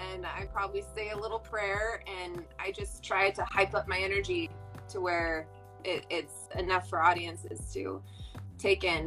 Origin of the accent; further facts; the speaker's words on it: Fresno, California, United States; I'm from Central California, Fresno, so uh, did some local theater there